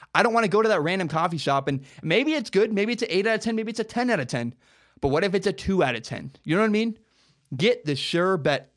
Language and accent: English; Portland, Oregon, United States; I'm from Portland, Oregon